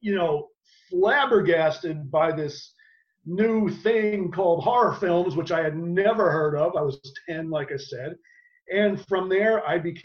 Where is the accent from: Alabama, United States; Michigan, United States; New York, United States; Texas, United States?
New York, United States; New York City; moved away as an adult; also born or lived in Los Angeles; we're all from Brooklyn